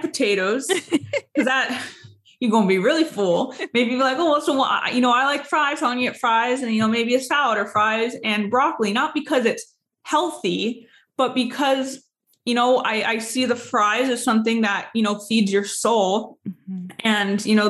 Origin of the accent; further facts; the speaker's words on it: San Diego, California, United States; moved away; I'm from San Diego